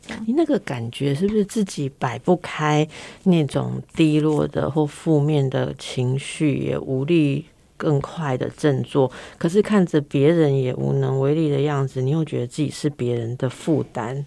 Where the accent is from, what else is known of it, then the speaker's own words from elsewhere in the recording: Taipei, Taiwan; 因为我是台北人呐